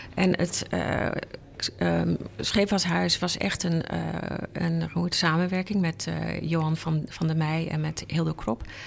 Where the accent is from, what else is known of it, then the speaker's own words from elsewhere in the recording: Enschede, Overijssel, Netherlands; moved away as an adult; now in Amsterdam, Netherlands; ik kom uit Enschede en eh, daar ben ik opgegroeid